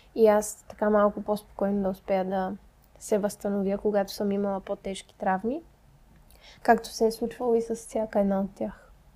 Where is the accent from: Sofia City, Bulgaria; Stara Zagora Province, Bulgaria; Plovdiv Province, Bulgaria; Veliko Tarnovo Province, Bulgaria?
Sofia City, Bulgaria; Sofia; само аз и Мади сме от София